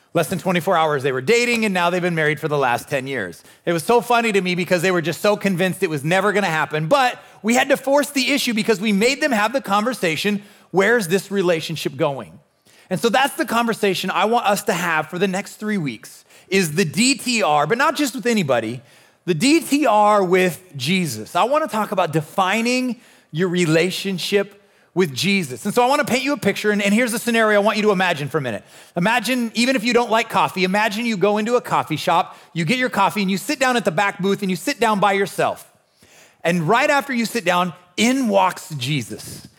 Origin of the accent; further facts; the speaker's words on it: Nebraska, United States; I'm born and raised in Nebraska